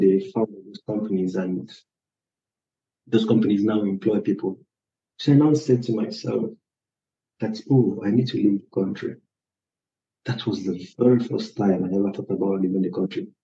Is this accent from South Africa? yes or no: no; Nigeria; now in Poland; I'm a Nigerian, but I'm living in Poland